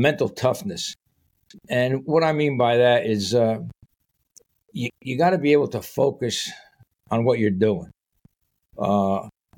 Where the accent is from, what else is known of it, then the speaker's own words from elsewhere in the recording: Paterson, New Jersey, United States; I grew up in Paterson, New Jersey